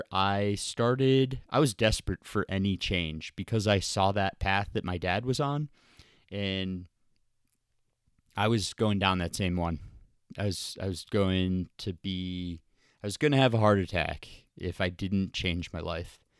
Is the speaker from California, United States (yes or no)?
no; Columbus, Ohio, United States; also born or lived in Birmingham, Michigan / Milwaukee, Wisconsin / Tampa, Florida; I played hockey and golf growing up in the Midwest in Ohio. I was born in Columbus, moved to Birmingham, Michigan, Milwaukee, Wisconsin, and then Tampa, Florida, and then went to college at Ohio University.